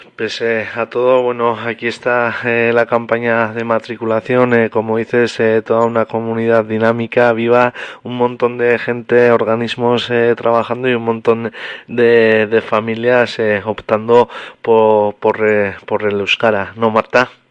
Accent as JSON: {"language": "Spanish", "town": "Oteiza", "region": "Navarre", "country": "Spain", "said": "en mi pueblo de Oteiza"}